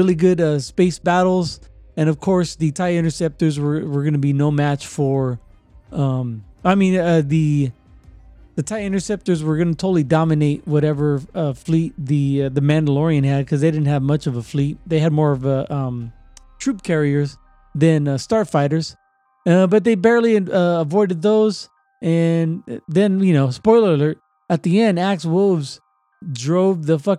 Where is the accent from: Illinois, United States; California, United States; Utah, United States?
California, United States; Northern; I come from Northern California